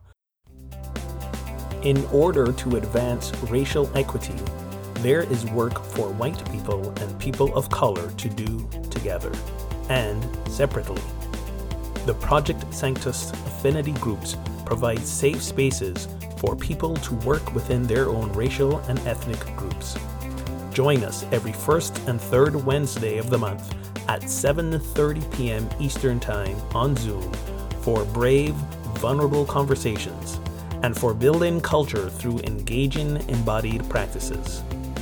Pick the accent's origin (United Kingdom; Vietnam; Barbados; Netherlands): Barbados; moved away; my home country, Barbados